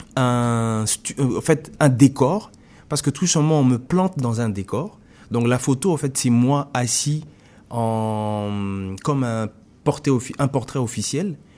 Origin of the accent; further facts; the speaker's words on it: DR Congo; moved away as an adult; also born or lived in France; now in Quebec, Canada; en partant du Congo pour aller en France, oui, je suis congolais, mais je suis aussi le congolais qui est né dans les années 80